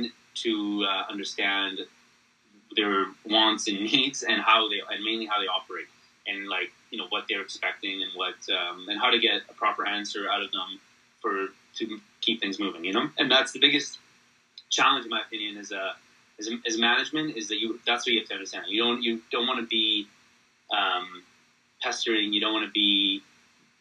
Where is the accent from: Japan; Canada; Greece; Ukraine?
Canada; I'm Canadian